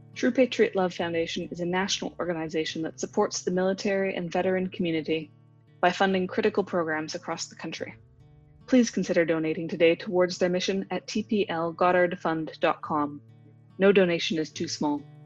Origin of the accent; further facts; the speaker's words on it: Saskatchewan, Canada; moved away as an adult; me having moved back to Saskatchewan, I was living back with my parents in a small town.